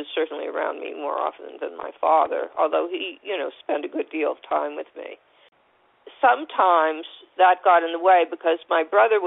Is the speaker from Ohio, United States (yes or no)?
yes; Warren, Ohio, United States; also born or lived in New York; now in California, United States; I was born in Warren, Ohio, which is not far from Cleveland